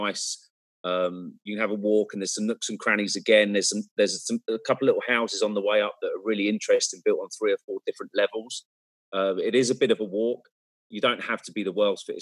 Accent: Cambridge, East of England, United Kingdom; I come from Cambridge. We have a small little university there as well in England.

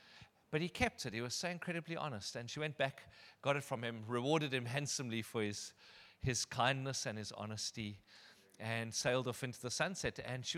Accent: Benoni, Gauteng, South Africa; Anyway, I'm from Benoni.

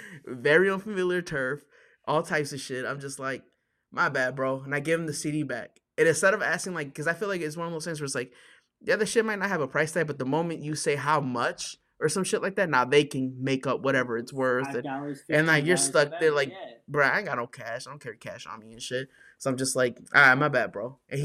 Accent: Chicago, Illinois, United States; Yeah, fuck it. I'm from Chicago.

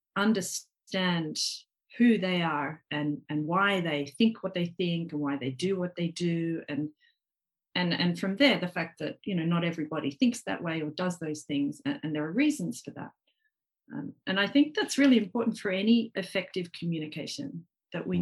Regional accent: Australia; now in Japan; I'm Australian

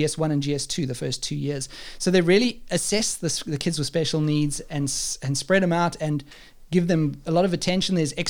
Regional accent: South Africa; now in Germany; we're from South Africa, and you know, this is where we are now. We're in Germany, and we used to live in South Africa and stuff.

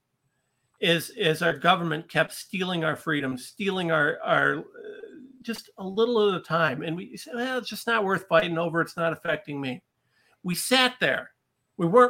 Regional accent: Ohio, United States; I'm a regular guy from a little town in Ohio

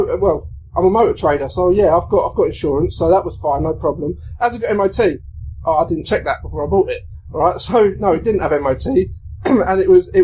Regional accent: Hertfordshire, East of England, United Kingdom; I'm from Hertfordshire, from Hertfordshire Constabulary

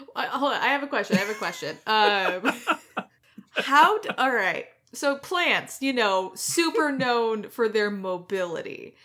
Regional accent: United States; I am an American

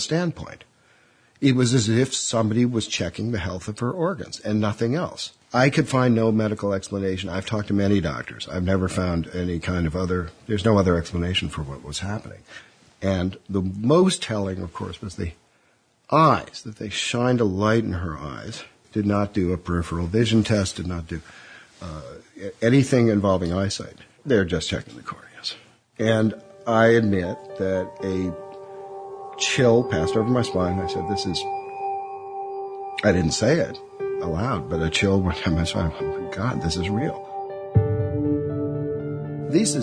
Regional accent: Chicago, Illinois, United States; moved away as an adult; also born or lived in Washington; now in London, United Kingdom; I'm an American born in Chicago

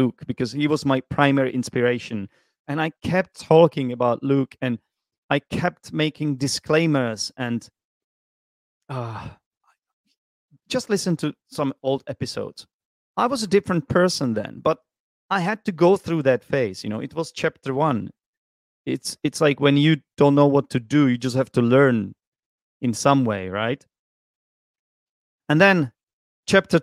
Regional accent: Czechia; English is a second language; moved away as an adult; also born or lived in London, United Kingdom; now in Vietnam; I decided to go back to the Czech Republic

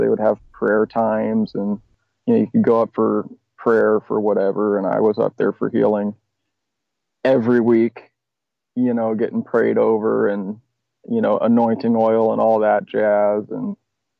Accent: Portland, Oregon, United States; Born and raised around Portland, Oregon

